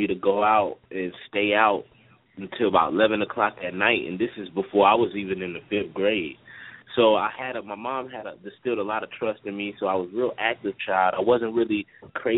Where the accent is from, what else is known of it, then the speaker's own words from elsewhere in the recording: Newark, New Jersey, United States; now in Augusta, United States; I was born in Jersey and Newark, in the Bricks